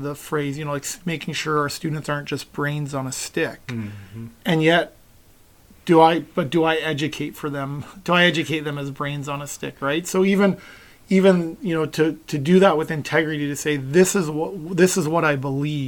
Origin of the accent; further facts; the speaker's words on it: West Coast, Pacific Northwest, United States; I grew up on the West Coast and my dad, no matter where we were driving, he'd always point out Mount Baker, beautiful mountain in the Pacific Northwest